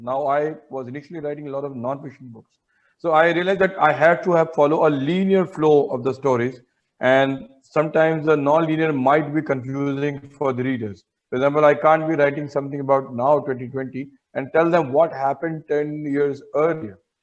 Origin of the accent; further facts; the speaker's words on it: Mumbai, Maharashtra, India; I have lived all my life in northern Mumbai, say in Ghatkopar area and Victoria